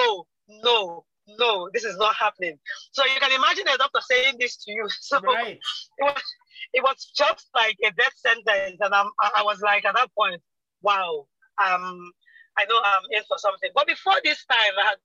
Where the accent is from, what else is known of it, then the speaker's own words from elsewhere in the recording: eastern Nigeria, Nigeria; I am Nigerian from the eastern part of Nigeria.